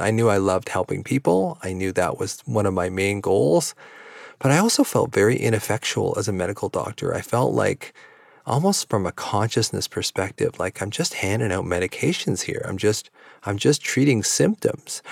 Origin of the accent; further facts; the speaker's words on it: Victoria, British Columbia, Canada; also born or lived in Vancouver; my hometown of Victoria that I live in now